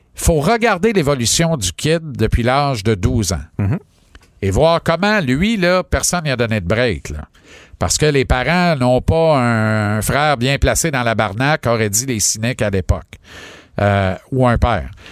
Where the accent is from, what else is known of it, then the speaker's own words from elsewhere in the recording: Granby, Quebec, Canada; mon bled à Granby